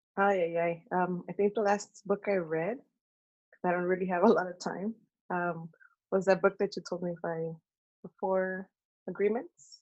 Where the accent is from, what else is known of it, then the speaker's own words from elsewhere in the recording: Oakland, California, United States; I was born and raised in Oakland